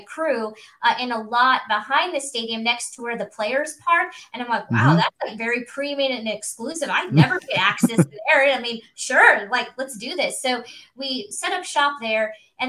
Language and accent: English; Chillicothe, Missouri, United States; also born or lived in Kansas City, Missouri; I was born and raised in Chillicothe, Missouri. So mm-hmm. I grew up a rural gal, loved the Chiefs, you know, football's life in the Midwest.